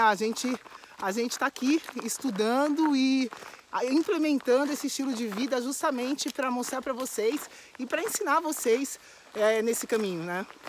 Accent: São Paulo, Brazil; eu moro em São Paulo, minha família é de São Paulo, sou original de São Paulo

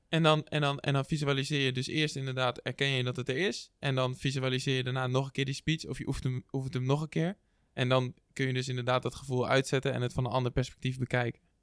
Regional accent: Netherlands; wij als Nederlanders

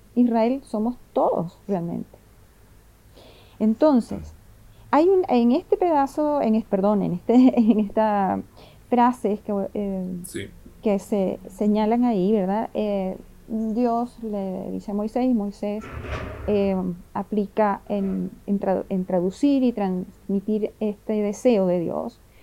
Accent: Venezuela; moved away as an adult; now in Chile; llegué a Chile hace 17 años, de familia italiana yugoslava, y bueno, por supuesto nací en Venezuela

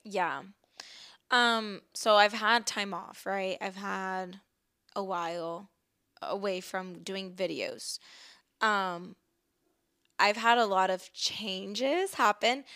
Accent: Texas, United States; also born or lived in Chicago, Illinois; I was born in Chicago, but I've lived in Texas most of my life

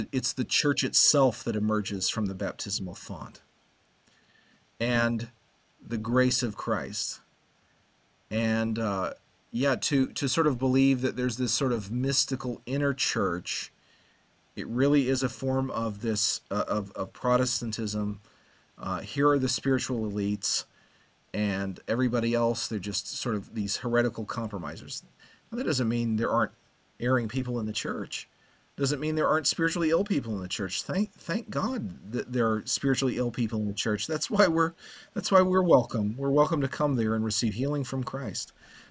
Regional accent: United States

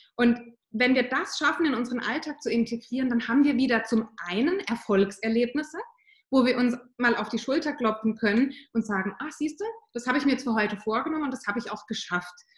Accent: Southern Germany, Germany; wohne im Süden von Deutschland, das ist auch meine Heimat, da komme ich her

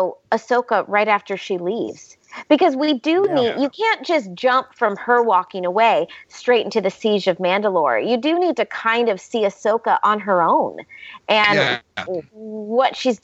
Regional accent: the South, United States; I used to say I'm from the South. So, you know, in the South, we say, bless her heart.

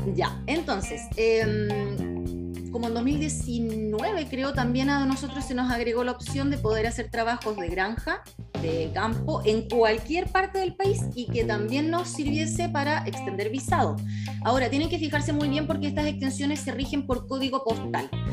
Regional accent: Chile; nosotros como chilenos eh, tenemos la visa 462

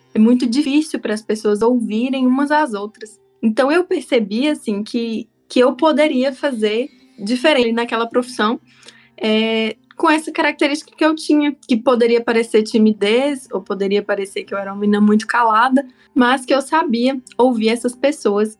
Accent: Taiobeiras, Minas Gerais, Brazil; now in Curitiba, Brazil; eu sou natural de uma cidade que se chama Taiobeiras, é no norte de Minas

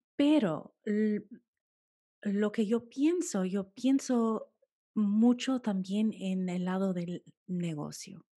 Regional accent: United States; now in London, United Kingdom; nací en los Estados Unidos y mis padres, mi padre es colombiano

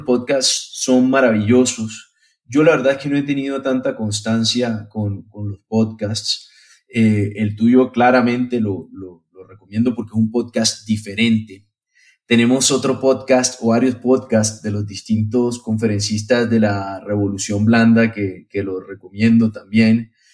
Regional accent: Colombia; moved away; also born or lived in Spain / Lebanon (ancestry); nací en Colombia, viví mucho tiempo en, en España

